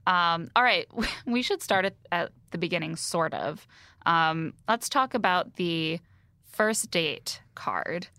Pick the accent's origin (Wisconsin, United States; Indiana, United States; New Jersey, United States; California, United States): Indiana, United States; moved away; also born or lived in near Chicago; growing up in Indiana